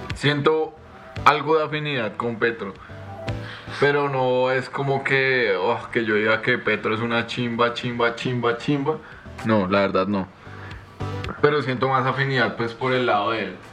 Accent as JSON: {"language": "Spanish", "country": "Colombia", "said": "yo me siento muy colombiano"}